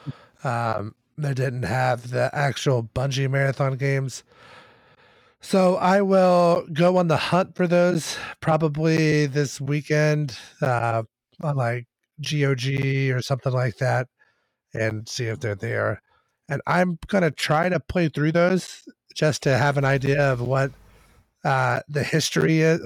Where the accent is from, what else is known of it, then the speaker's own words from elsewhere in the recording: Kentucky, United States; we are from Kentucky